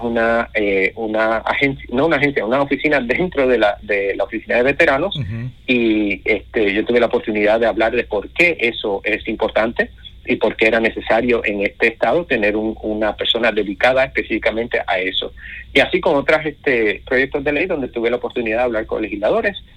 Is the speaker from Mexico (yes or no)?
no; Puerto Rico; now in United States; soy puertorriqueño, crecí en las montañas de Puerto Rico